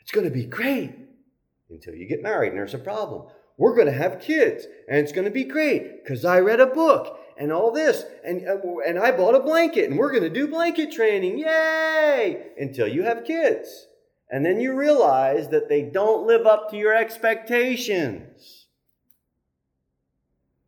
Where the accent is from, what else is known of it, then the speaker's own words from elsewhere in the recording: United States; as American Christians